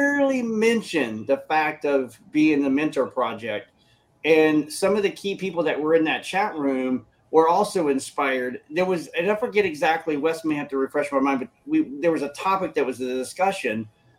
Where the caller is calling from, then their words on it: Michigan, United States; I'm coming from Michigan, United States.